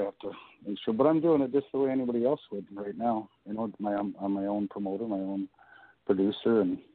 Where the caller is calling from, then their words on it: Canada; I'm calling in from a little town in Canada, really north, like really far north of you guys.